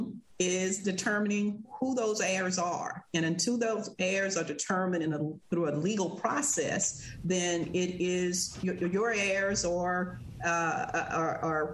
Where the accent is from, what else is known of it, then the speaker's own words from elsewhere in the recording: Verona, Mississippi, United States; I grew up in Verona on my grandfather's farm